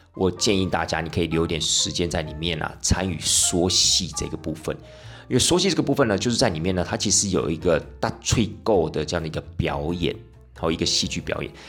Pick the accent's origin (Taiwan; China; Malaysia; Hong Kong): Taiwan; Tainan; 因为领队我台南人嘛